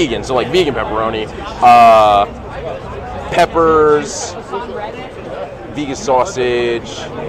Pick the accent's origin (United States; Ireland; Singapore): United States; Delaware; I'm from Delaware.